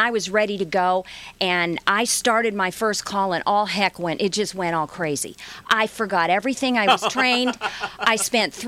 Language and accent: English; Midwest, United States; I'm from the Midwest